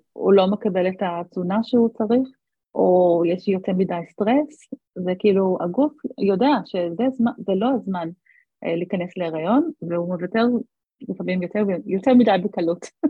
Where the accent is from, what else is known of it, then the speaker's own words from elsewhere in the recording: Australia; moved away as an adult; now in Israel; חזרתי לאוסטרליה לבקש, אה, לבקר את ההורים שלי